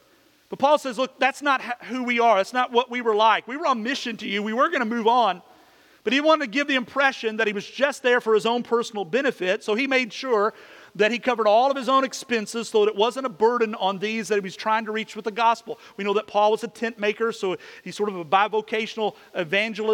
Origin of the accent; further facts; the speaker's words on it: Kentucky, United States; moved away; When I was a kid, in the little neighborhood I grew up in back in Kentucky